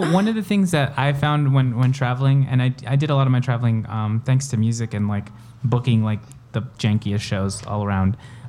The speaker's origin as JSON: {"language": "English", "country": "El Salvador", "tie": "born there", "said": "And I'm an immigrant too. So I'm like, and I'm not really, because I was born in El Salvador, but I'm not really that."}